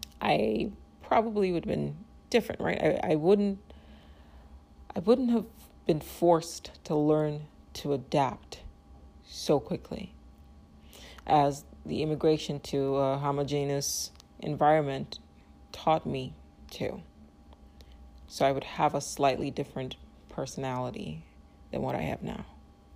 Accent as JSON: {"language": "English", "country": "Nigeria", "tie": "born there", "said": "So for me, I was born in Nigeria. So my place of birth was not my choice."}